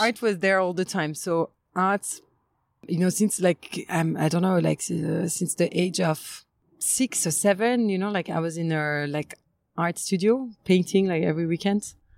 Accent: Limoges, Nouvelle-Aquitaine, France; moved away; also born or lived in Paris / Kenya; I was born in Limoges and I was like mostly raised there until I um, went to like boarding school and then and then study

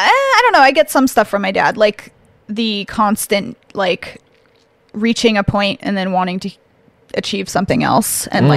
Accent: Kettle Falls, Washington, United States; born there; So I was born at home in Kettle Falls, and then our house burnt down

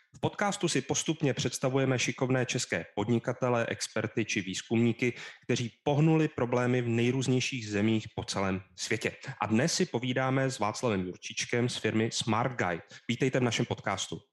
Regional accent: Czechia; my jsme z Česka

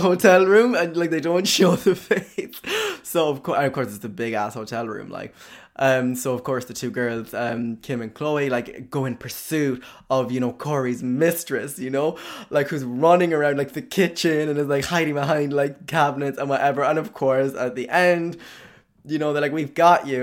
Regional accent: County Cork, Munster, Ireland; Cork, County Cork, okay, my hometown

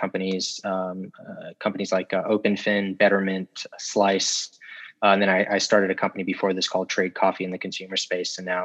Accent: South Africa; also born or lived in Florida, United States; now in New York, United States; I'm originally from South Africa, actually, and we moved to the U.S. We left and moved here in 2000

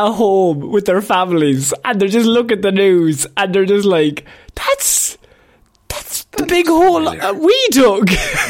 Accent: Ireland

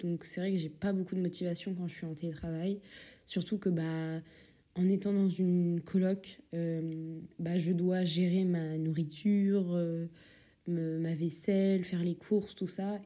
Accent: Normandy, France; also born or lived in Paris; now in Belgium; je viens de Normandie

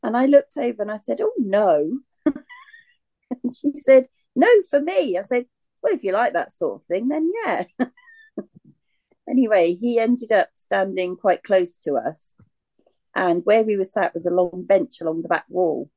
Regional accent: Reading, South East England, United Kingdom; I grew up in Reading

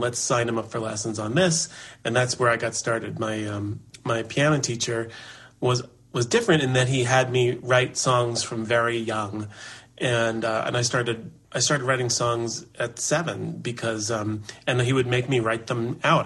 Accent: New York City, New York, United States; I was born in Manhattan

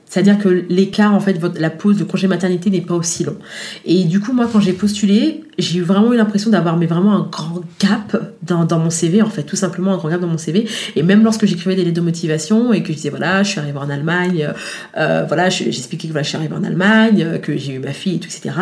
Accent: France; moved away as an adult; also born or lived in Guadeloupe (parents' origin); now in Germany; je suis née en France, mais d'origine de parents, euh, de, parents de la Guadeloupe.

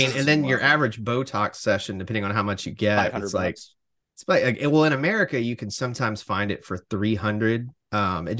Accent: Alabama, United States; I'm from Alabama

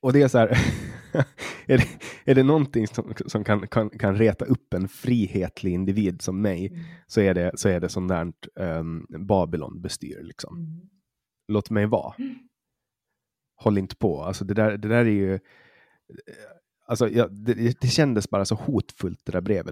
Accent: Åland, Åland Islands; also born or lived in Stockholm; som ålänning

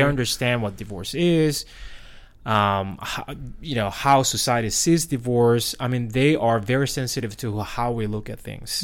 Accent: South Korea; English is a second language; moved away as an adult; now in United States; was born and raised in Korea

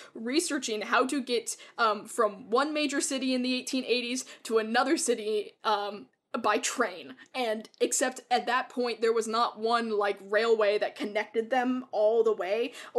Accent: United States; we're from the States.

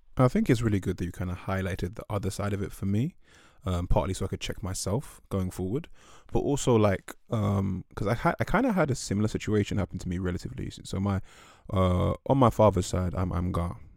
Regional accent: England, United Kingdom; where I grew up, which is the U K

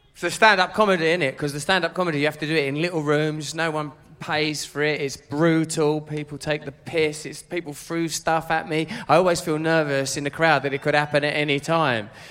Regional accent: Grays, East of England, United Kingdom; I'm from Grays

